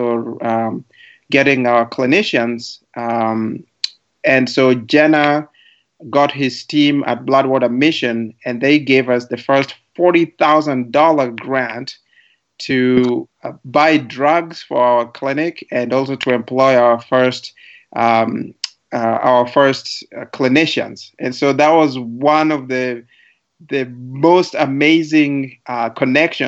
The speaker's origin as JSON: {"language": "English", "area": "Lwala", "region": "Migori County", "country": "Kenya", "tie": "born or raised there", "moved": "as an adult", "lives_now": "St. Louis, United States", "said": "I was brought up in Luwala Village"}